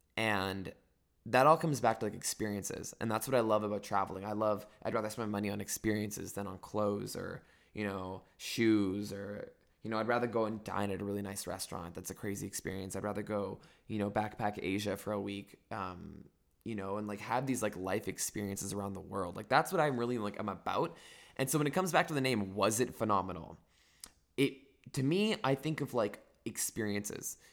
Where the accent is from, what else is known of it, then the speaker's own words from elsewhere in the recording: Northern California, United States; I'm from Northern California